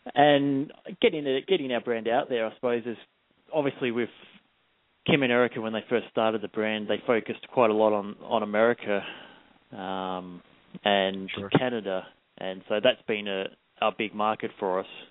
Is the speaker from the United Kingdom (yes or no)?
no; Melbourne, Victoria, Australia; moved away as an adult; also born or lived in Adelaide, Australia; now in New Zealand; I grew up in Australia, in just out of the Yarra Valley, in Melbourne